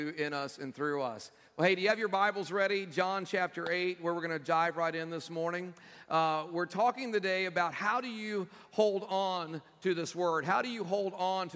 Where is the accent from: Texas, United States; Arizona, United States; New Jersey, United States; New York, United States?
Texas, United States; moved away; my home state back in Texas